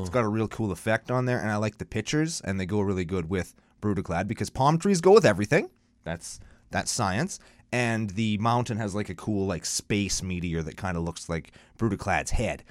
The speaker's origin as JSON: {"language": "English", "country": "Canada", "said": "I'm Canadian"}